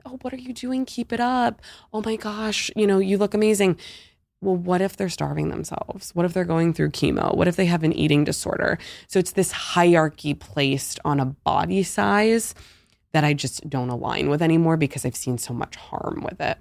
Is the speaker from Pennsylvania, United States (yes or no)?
yes; Pittsburgh, Pennsylvania, United States; moved away as an adult; also born or lived in Hoboken, New Jersey; now in Ponte Vedra Beach, United States; I grew up my whole life in Pittsburgh, P